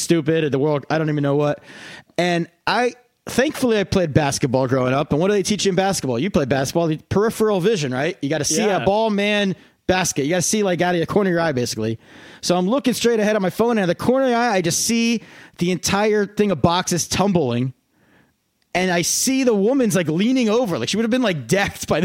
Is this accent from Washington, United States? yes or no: no; Pennsylvania Dutch country, United States; I grew up in Pennsylvania Dutch country